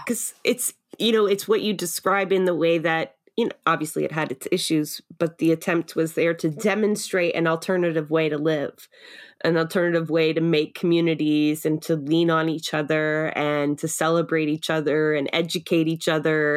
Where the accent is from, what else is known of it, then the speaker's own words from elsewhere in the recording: Toronto, Ontario, Canada; now in Sutton, Canada; I'm a city girl. I grew up in Scarborough